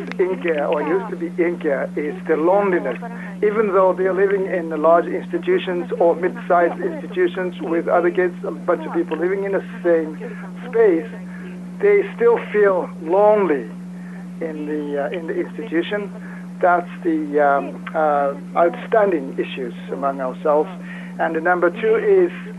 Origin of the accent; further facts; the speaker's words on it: Osaka, Japan; I'm from Osaka, Japan